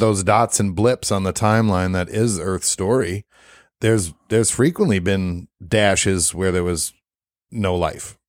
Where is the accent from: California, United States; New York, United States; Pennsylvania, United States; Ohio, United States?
New York, United States; New York City; moved away; I'm from New York. Grew up in Brooklyn